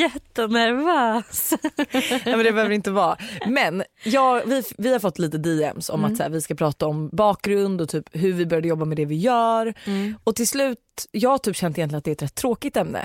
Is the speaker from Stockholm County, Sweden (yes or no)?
yes; Danderyd, Stockholm County, Sweden; also born or lived in Australia; now in Sollentuna, Sweden; jag är uppvuxen i Danderyd